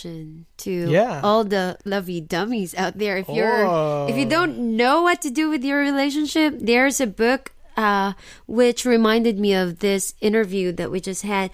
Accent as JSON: {"language": "English", "country": "Philippines", "moved": "yes", "lives_now": "Osaka, Japan", "said": "I'm Filipino."}